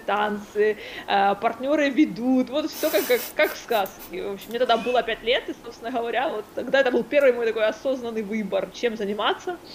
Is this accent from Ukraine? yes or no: yes; Kryvyi Rih, Dnipropetrovsk Oblast, Ukraine; в моем родном городе, Кривой Рог